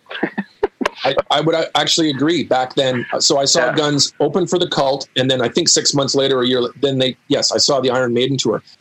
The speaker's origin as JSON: {"language": "English", "town": "Winnipeg", "region": "Manitoba", "country": "Canada", "also_born_or_lived": "Los Angeles, California", "moved": "as an adult", "said": "I'm a kid from Winnipeg"}